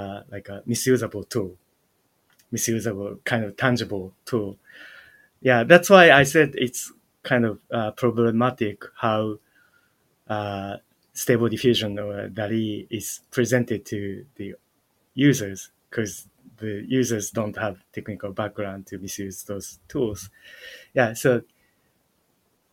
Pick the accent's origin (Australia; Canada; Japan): Japan; I was born in Japan and grew up in Japan